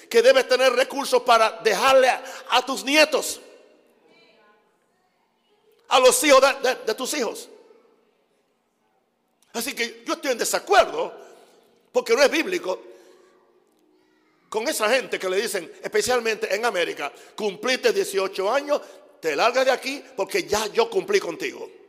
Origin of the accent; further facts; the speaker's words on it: United States; Spanish is a second language; Y yo soy gringo, como dicen ustedes. Ustedes lo dicen, yo nunca he dicho eso.